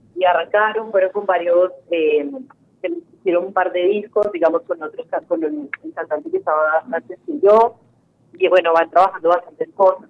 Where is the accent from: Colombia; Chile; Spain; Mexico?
Colombia; now in Argentina; como decimos en Colombia